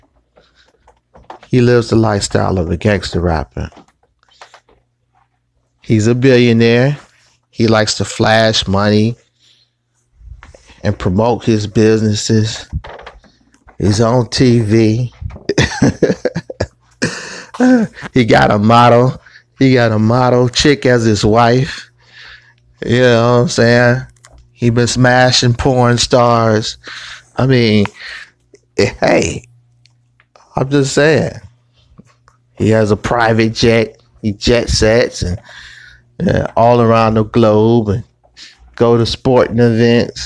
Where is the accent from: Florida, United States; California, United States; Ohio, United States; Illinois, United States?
Ohio, United States; Cleveland; Born and raised in Cleveland, Ohio